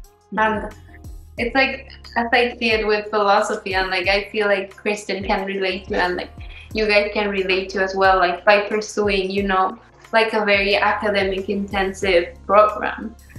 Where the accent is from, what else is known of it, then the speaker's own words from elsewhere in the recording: Canada; also born or lived in Mexico; all these experiences that I got to live back in Mexico, that growing up in Canada, I don't feel like you can get.